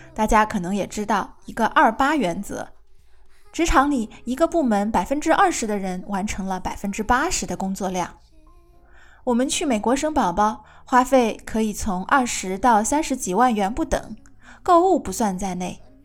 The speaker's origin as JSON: {"language": "Chinese", "country": "China", "said": "我们中国人"}